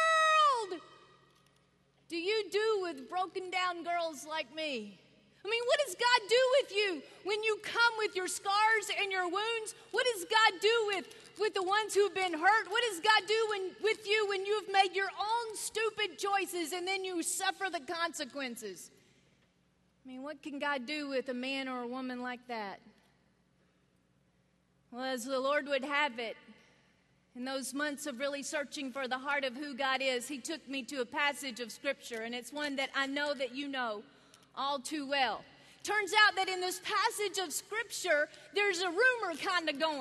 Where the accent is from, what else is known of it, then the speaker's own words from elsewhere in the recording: North Carolina, United States; I was born in North Carolina